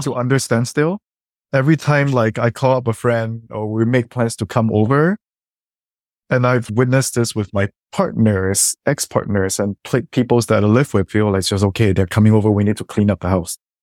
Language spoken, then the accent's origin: English; Singapore; now in Canada; coming from Singapore and growing up in Singapore